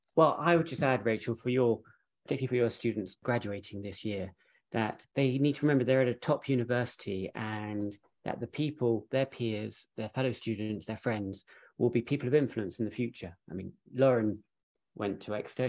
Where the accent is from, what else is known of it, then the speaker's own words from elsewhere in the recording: Jersey; moved away as an adult; also born or lived in London, United Kingdom; we're both actually from Jersey